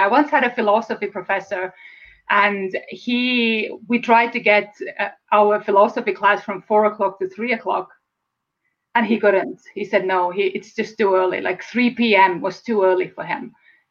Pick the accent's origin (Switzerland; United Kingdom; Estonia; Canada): Estonia; English is a second language; moved away as an adult; now in United States; And perhaps you have heard my accent. So I'm from Estonia. It's a former Soviet bloc country. And I was born and raised there.